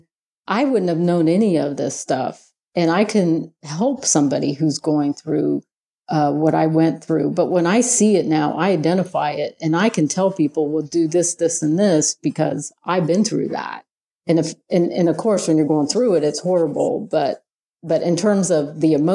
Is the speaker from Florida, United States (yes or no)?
no; Ohio, United States; I'm from Ohio